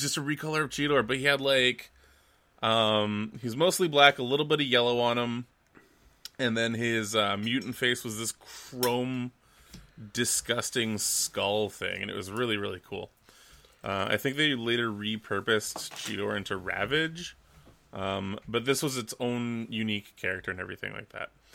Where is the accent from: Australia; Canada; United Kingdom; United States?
Canada; Vancouver, British Columbia; I'm from Vancouver.